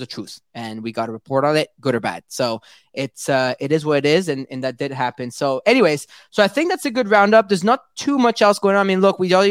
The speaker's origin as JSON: {"language": "English", "town": "Montreal", "region": "Quebec", "country": "Canada", "said": "I'm from Montreal too"}